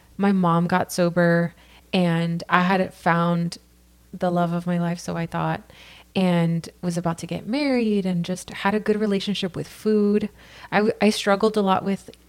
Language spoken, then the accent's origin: English; Santa Ana, California, United States; now in Costa Mesa, United States; I come from here, California. I'm born and raised. I grew up in Santa Ana and now Costa Mesa